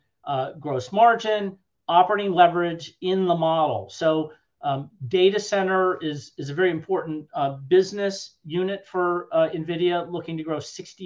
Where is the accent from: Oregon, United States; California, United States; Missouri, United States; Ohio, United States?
Ohio, United States; Cleveland; I grew up in Cleveland, Ohio